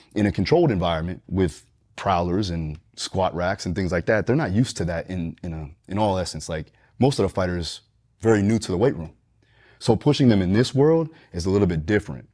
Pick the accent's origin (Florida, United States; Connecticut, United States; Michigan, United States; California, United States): Florida, United States; Deerfield Beach; also born or lived in Fort Lauderdale, Florida; Here, Deerfield Beach, Florida, Broward County, primarily up and down Fort Lauderdale area